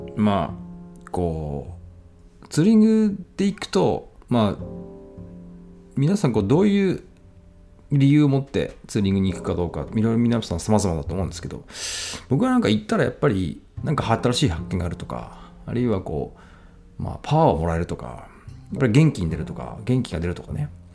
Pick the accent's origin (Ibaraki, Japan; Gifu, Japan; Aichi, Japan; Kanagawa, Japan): Ibaraki, Japan; Ishioka; now in Tsukuba, Japan; 僕は茨城県のですね、あの、石岡市ってとこの出身